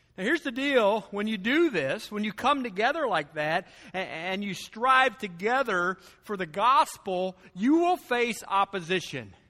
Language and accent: English; United States